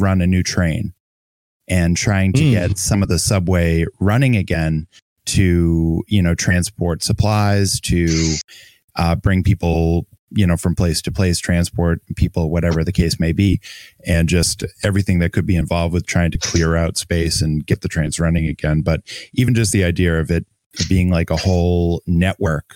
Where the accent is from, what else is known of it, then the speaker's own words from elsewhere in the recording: Boston, Massachusetts, United States; I live in Boston, so I live very close to New York. I spent a lot of time in New York City